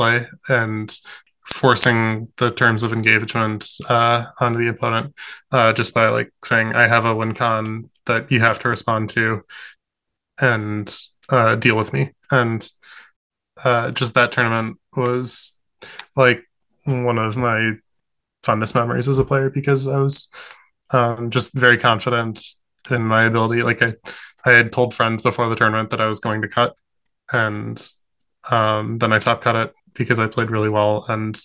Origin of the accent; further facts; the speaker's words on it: Michigan, United States; I'm from Michigan